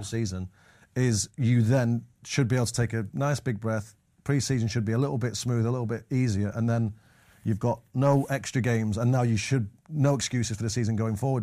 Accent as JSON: {"language": "English", "town": "Manchester", "region": "North West England", "country": "United Kingdom", "tie": "born or raised there", "said": "growing up in Manches-, Manchester"}